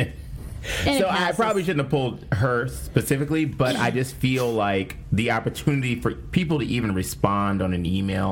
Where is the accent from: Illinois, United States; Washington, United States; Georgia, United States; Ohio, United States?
Ohio, United States; Cleveland; I'm from Cleveland, okay? East 99th Street